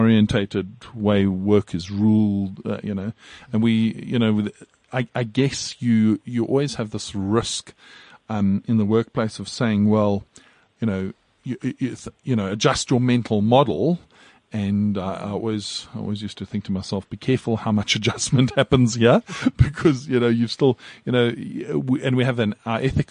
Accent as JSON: {"language": "English", "country": "South Africa", "said": "as a South African"}